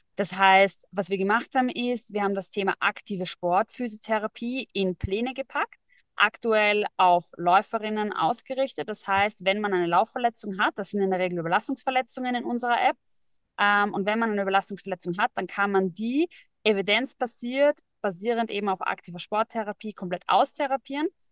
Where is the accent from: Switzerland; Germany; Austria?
Austria; Vienna; Und ich komme ursprünglich aus Wien, geboren in Wien, immer schon in Wien, wollte immer raus, habe es nie geschafft